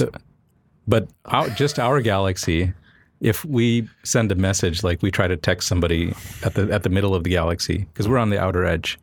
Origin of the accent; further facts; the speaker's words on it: Cocoa Beach, Florida, United States; moved away; I grew up in Florida